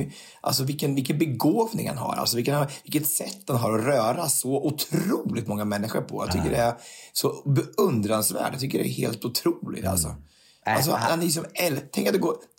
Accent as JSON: {"language": "Swedish", "town": "Örebro", "region": "Örebro County", "country": "Sweden", "tie": "born or raised there", "moved": "yes"}